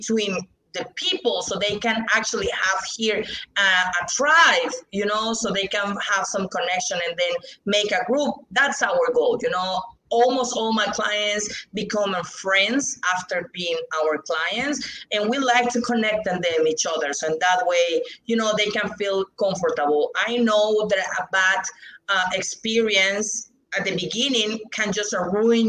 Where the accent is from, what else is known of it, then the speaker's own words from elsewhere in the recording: Mexico; English is a second language; here in Mexico